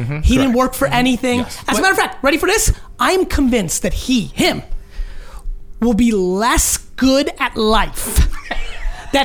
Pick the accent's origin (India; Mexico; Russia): Russia; born there; moved away; I was born in Russia, so there was no history of family fandom.